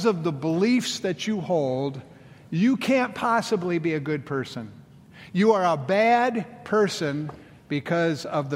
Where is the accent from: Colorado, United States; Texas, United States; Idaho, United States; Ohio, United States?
Colorado, United States; moved away; my home state of Colorado.